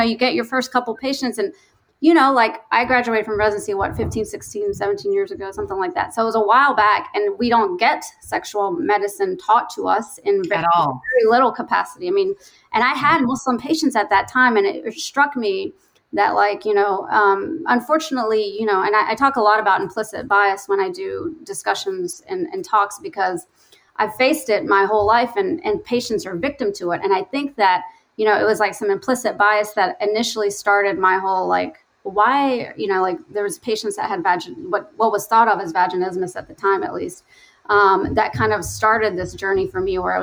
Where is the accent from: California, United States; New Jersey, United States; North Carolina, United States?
North Carolina, United States; now in Chicago, United States; I grew up in the South in North Carolina